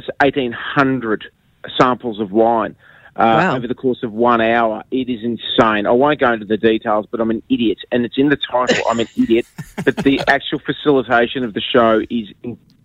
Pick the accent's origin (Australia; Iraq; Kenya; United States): Australia; Melbourne, Victoria; now in Sydney, Australia; I'm originally from Melbourne, but I live in Sydney.